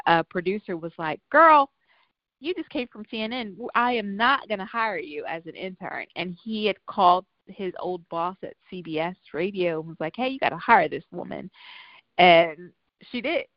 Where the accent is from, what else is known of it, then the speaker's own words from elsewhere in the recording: Tampa, Florida, United States; moved away as an adult; now in Los Angeles, United States; I am originally from Tampa, Florida, but I have been in Los Angeles for almost uh, 15 years